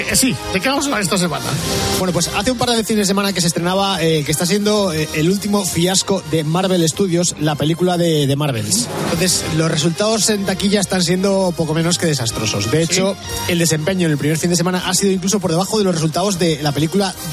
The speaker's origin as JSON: {"language": "Spanish", "town": "Santa Coloma de Gramenet", "region": "Catalonia", "country": "Spain", "said": "yo de Santa Coloma de ¿eh? Gramanet."}